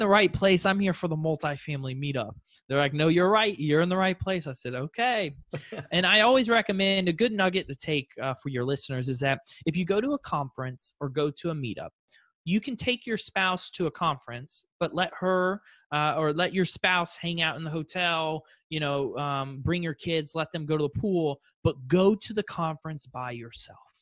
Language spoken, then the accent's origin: English; Fort Lauderdale, Florida, United States; originally I'm from South Florida, Fort Lauderdale.